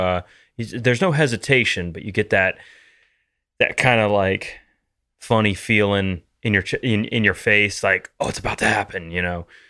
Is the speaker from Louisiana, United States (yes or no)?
yes; Louisiana, United States; growing up in Louisiana